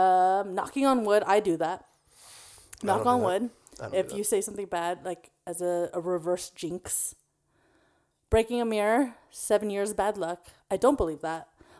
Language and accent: English; Philippines; I'm Filipino.